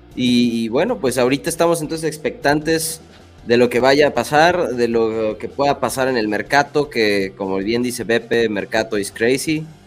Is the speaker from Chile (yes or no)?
no; Mexico; Nosotros como mexicanos